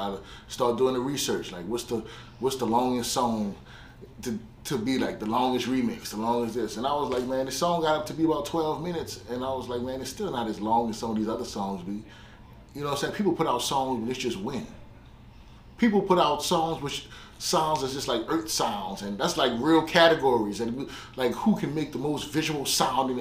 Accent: New Orleans, Louisiana, United States; I'm from the Night Ward. I was born and raised in the Night Ward

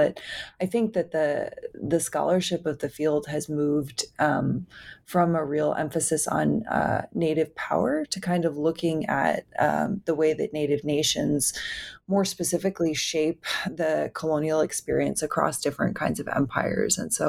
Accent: New York, United States; I grew up on the East Coast in New York.

